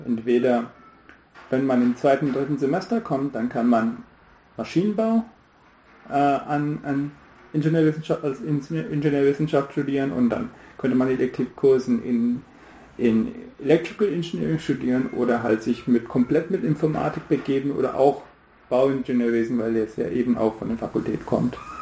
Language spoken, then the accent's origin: German; New Delhi, Delhi, India; German is a second language; moved away as an adult; also born or lived in Braunschweig; Ich bin in Neu-Delhi aufgewachsen